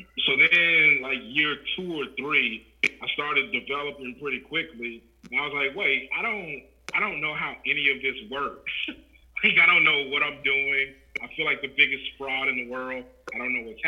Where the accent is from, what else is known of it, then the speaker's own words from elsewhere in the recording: Louisiana, United States; moved away as an adult; now in Des Moines, United States; I'm originally from Louisiana